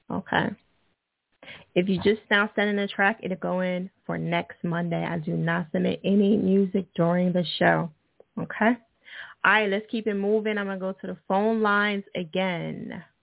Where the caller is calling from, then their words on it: Pittsburgh, Pennsylvania, United States; I'm calling from Pittsburgh.